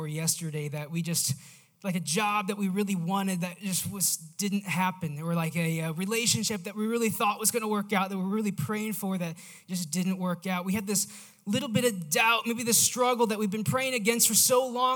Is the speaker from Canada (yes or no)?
no; Missouri, United States; I am from Missouri